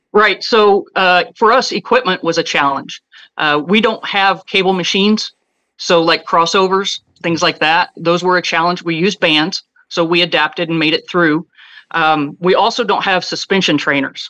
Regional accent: Kansas, United States; moved away as an adult; moved back to Kansas, my hometown

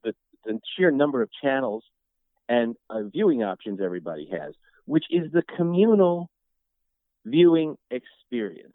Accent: New York, United States; I grew up in New York too. I grew up Catholic. I grew up in New York

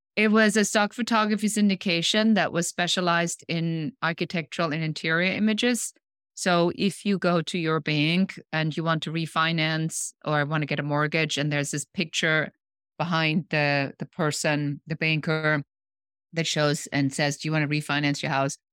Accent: Germany; moved away; I'm original from Germany

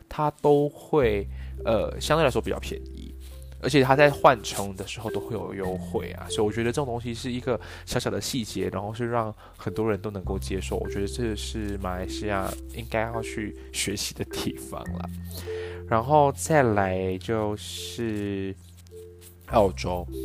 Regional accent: Malaysia; moved away as an adult; also born or lived in Taipei, Taiwan / Australia; 我是来自马来西亚

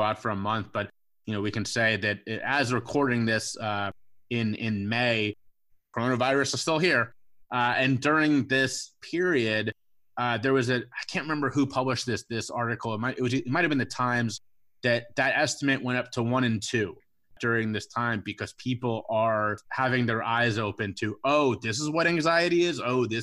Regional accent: Cincinnati, Ohio, United States; I'm a Cincinnati guy. I grew up in Cincinnati, big Cincinnati Reds fan

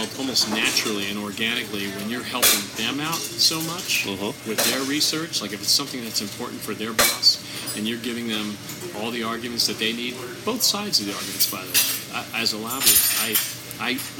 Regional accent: just outside Ocean City, New Jersey, United States; moved away as an adult; now in Washington, United States; I grew up just outside Ocean City, New Jersey

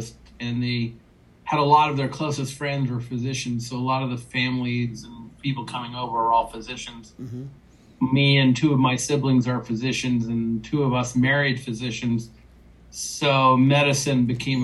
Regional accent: California, United States; born and raised in California.

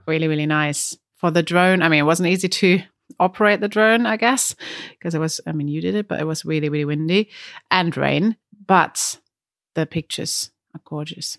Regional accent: Germany; accent: German; English is a second language; now in Brighton, United Kingdom; my German accent

